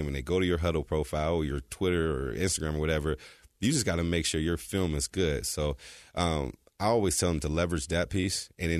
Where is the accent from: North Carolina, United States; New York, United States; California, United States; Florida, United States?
California, United States; also born or lived in Texas; Yeah, so I was born in Texas, and uh-huh. I moved from Texas when I was four, and I was raised in California.